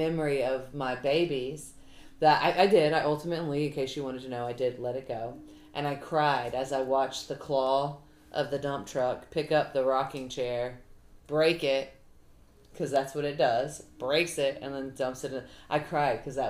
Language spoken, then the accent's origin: English; the South, United States; I'm from the South, so I don't talk too good.